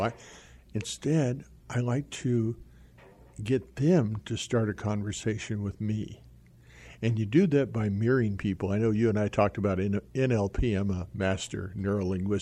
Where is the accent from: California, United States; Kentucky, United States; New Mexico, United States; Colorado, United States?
New Mexico, United States; Albuquerque; I was raised in Albuquerque, New Mexico